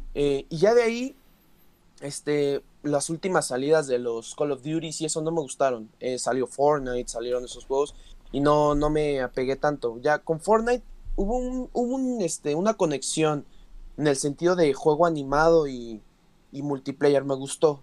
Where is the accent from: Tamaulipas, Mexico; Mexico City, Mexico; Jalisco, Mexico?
Mexico City, Mexico; los dos somos de la Ciudad de México